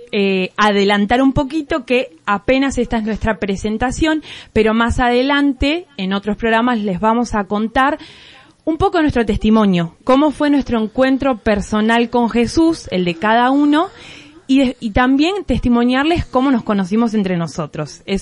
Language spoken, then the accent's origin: Spanish; Ministro Rivadavia, Buenos Aires Province, Argentina; Desde mi, desde mi niñez estuve en la parroquia Nuestra Señora del Tránsito de Ministro Rivadavia.